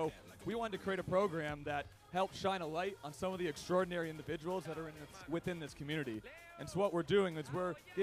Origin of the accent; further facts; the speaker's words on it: Canada; I'm from Canada